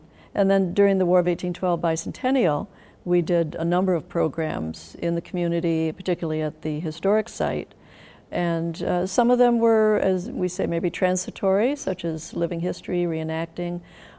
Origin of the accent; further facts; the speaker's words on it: Sackets Harbor, New York, United States; moved away as an adult; also born or lived in Elmira, New York; growing up in Sackett's Harbor